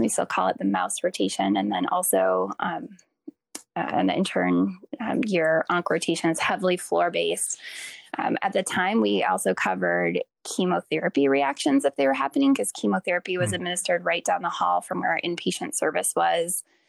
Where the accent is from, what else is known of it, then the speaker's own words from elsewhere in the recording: Green Bay, Wisconsin, United States; I grew up in Green Bay, Wisconsin